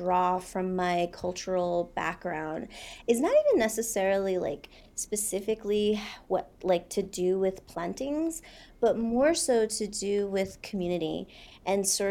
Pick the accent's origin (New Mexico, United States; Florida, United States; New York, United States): New Mexico, United States; Laguna Pueblo; my mom is Pueblo. So we're from Laguna Pueblo, which is about 40 miles west of Albuquerque